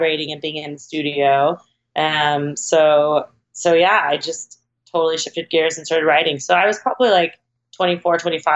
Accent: Oklahoma, United States; moved away as an adult; now in Los Angeles, United States; when I graduated high school, I moved to Los Angeles from Oklahoma

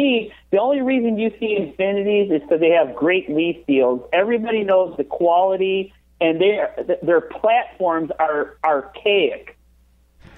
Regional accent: Detroit, Michigan, United States; Growing up in Detroit

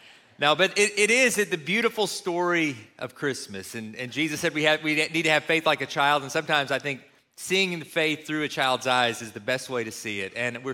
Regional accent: Kentucky, United States; moved away; the church where Ashley and I grew up in Kentucky

